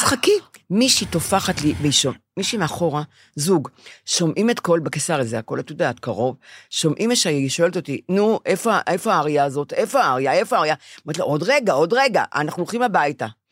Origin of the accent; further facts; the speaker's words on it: Bnei Brak, Tel Aviv District, Israel; כשאני גדלתי בבני ברק